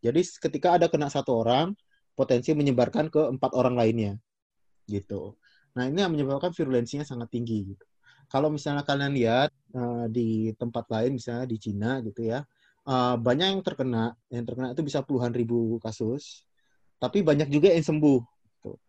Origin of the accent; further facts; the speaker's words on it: West Sumatra, Indonesia; aku dari Sumatera Barat.